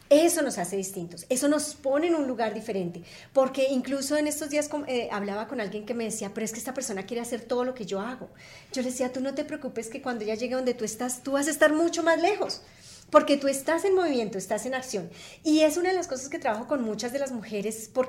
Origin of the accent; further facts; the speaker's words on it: Colombia; yo soy colombiana